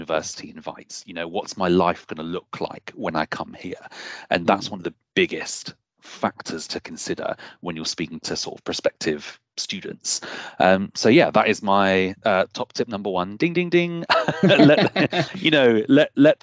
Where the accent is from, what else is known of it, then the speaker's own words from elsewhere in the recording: Bristol, South West England, United Kingdom; I come from Bristol, which has a huge arts culture